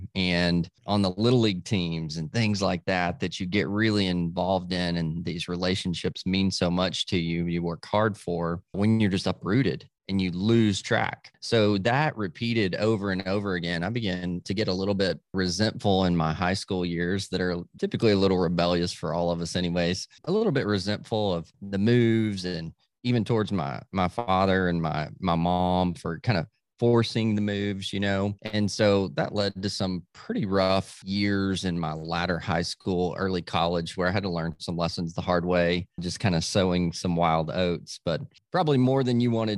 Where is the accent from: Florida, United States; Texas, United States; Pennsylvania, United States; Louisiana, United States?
Texas, United States; Dallas; born there; So I was born in Dallas, but all my family's from Tennessee, all the southern states we lived.